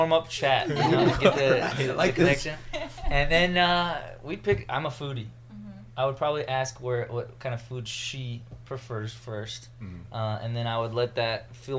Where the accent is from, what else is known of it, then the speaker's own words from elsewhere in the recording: Pasadena, California, United States; I grew up in Pasadena.